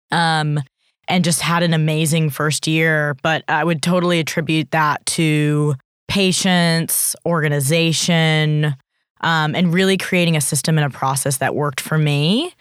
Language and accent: English; Bay Area, California, United States; now in Australia; I grew up in California in the Bay Area, um, in Silicon Valley